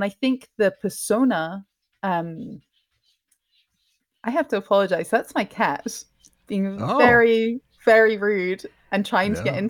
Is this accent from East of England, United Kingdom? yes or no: no; Scotland, United Kingdom; I'm originally from Scotland, but my parents are from England, and I've traveled around a lot.